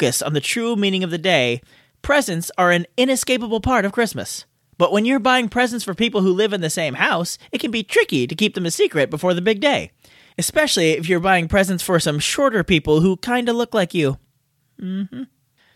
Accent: California, United States; I was born and raised in California

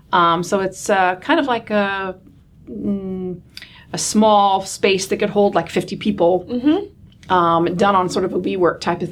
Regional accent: Michigan, United States; there's a Michigander. Absolutely. Sure. I grew up in the Michiana area, to be more specific.

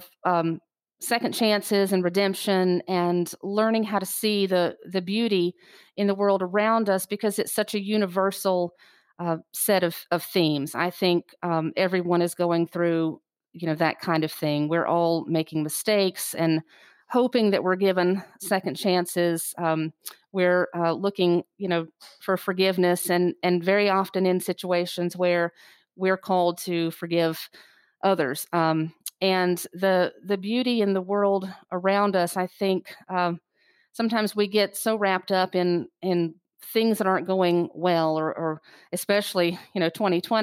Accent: Kure Beach, North Carolina, United States; Yeah, I loved growing up in Curie Beach. It was idyllic in every way. And I think I do still have that small town sensibility of family and neighborhood and community.

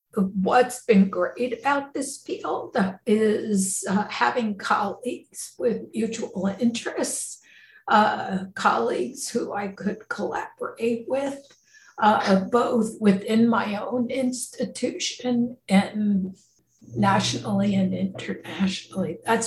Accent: New Jersey, United States; moved away as an adult; now in California, United States; And so I came out from New Jersey to California, to the University of California, San Francisco.

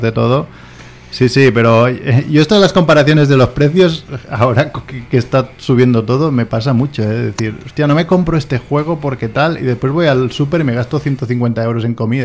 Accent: Barcelona, Catalonia, Spain; soy de Barcelona, pero la nota no me daba, entonces me fui a Vilanova

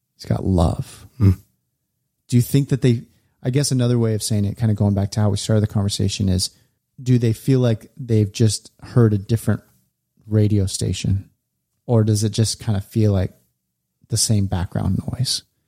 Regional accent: California, United States; we we grew up in California

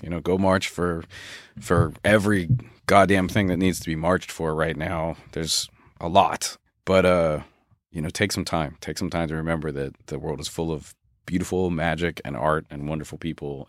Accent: Philadelphia, Pennsylvania, United States; also born or lived in Los Angeles; now in Pacific Northwest, United States; I grew up in Philadelphia

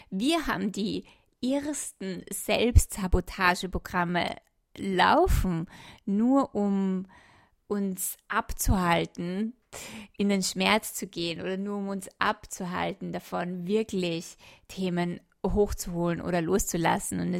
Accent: Austria; ich komme jetzt nach Österreich, in mein, mein Heimatland zurück

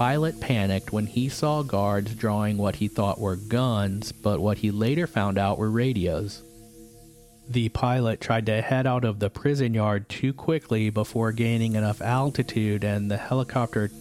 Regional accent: Florida, United States; When I was a kid growing up in Florida

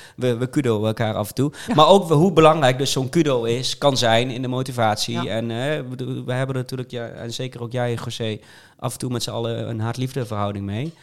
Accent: North Brabant, Netherlands; ik kom uit Brabant

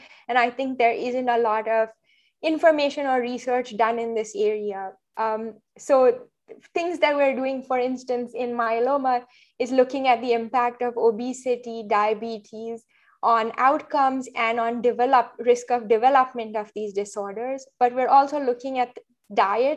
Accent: Mumbai, Maharashtra, India; moved away as an adult; also born or lived in Boston; now in New York, United States; I grew up in India, did med school there, and lived in Mumbai for the years growing up before moving to the US

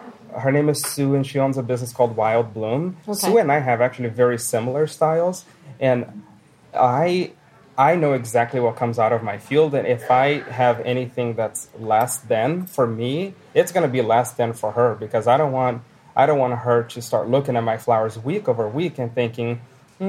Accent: Brazil; moved away as an adult; now in Billings, United States; I'm from Brazil

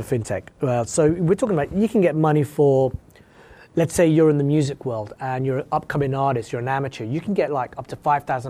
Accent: West Coast, United States; So like, I'm from the West Coast, I'm 20 minutes from the border where I live.

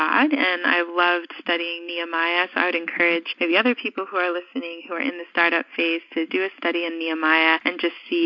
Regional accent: New York City, New York, United States; I was born in New York City and specifically the Bronx

